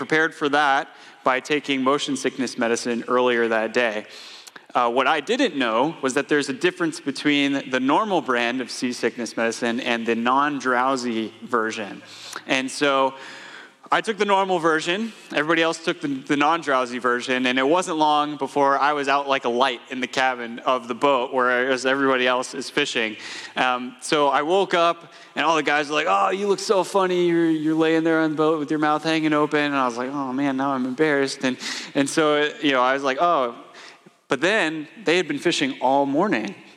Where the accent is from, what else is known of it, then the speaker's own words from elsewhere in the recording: Atlanta, Georgia, United States; moved away as an adult; my wife Casey and I moved up here from Atlanta, Georgia 5 years ago, and that's where we grew up.